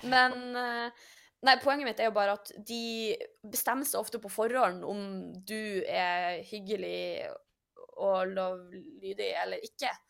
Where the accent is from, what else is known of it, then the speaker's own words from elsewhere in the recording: Norway; vi er nordmenn